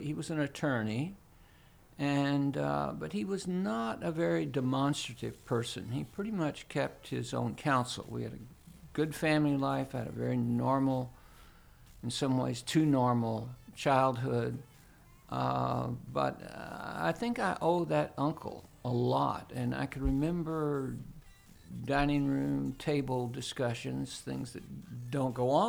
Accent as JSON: {"language": "English", "town": "Louisville", "region": "Kentucky", "country": "United States", "tie": "born or raised there", "said": "I grew up in Louisville, Kentucky"}